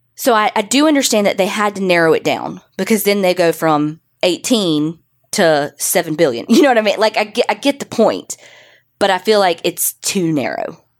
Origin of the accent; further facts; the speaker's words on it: Canada; we're Canadian